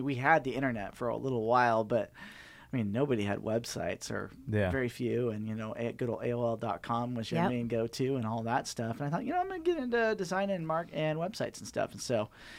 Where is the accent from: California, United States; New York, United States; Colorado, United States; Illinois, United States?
California, United States; Green Valley Lake; Live up in Green Valley Lake, up in the mountains.